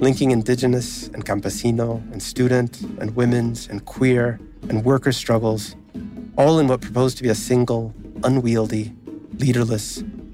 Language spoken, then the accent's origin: English; Texas, United States; I grew up in Texas